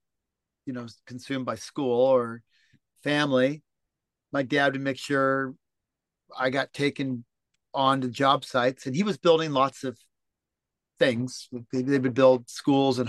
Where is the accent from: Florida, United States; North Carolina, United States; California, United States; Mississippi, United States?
California, United States; Los Angeles; moved away as an adult; now in Mediterranean (on a yacht); Born and raised in Los Angeles, California.